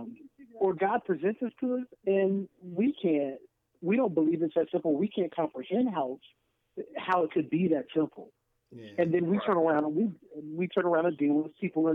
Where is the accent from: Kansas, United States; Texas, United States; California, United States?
Kansas, United States; moved away as an adult; now in St. Louis, United States; I'm actually originally from Kansas.